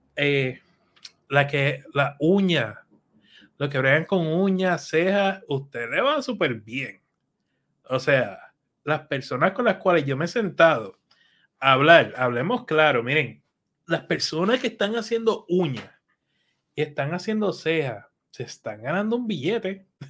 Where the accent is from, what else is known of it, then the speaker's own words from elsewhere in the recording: Allentown, Pennsylvania, United States; yo me crié en Allentown